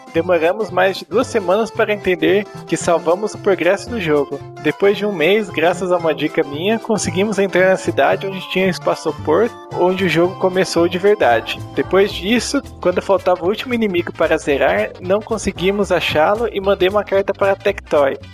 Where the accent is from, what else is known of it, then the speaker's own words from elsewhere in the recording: Minas Gerais, Brazil; also born or lived in Varginha; Moro atualmente em Varginha, sou de Minas Gerais